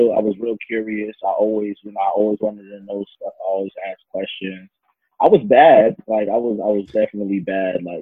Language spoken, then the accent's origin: English; Union, New Jersey, United States; also born or lived in Newark, New Jersey / Irvington, New Jersey / Maplewood, New Jersey; I'm from Union, New Jersey. Born and raised, and I would never, ever, ever want to be from nowhere else.